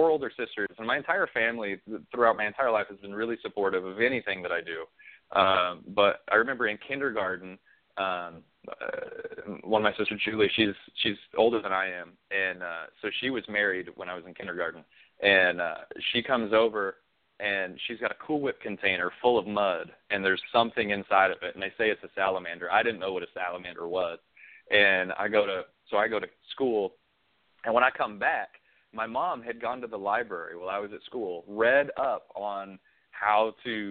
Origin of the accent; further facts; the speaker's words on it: Wyoming, United States; moved away as an adult; also born or lived in Montana / Kansas / Charleston, South Carolina; now in Austin, Texas, United States; I grew up in Wyoming most of my life, where it was a desert and the wind blew and it was winter for 9 months out of the year.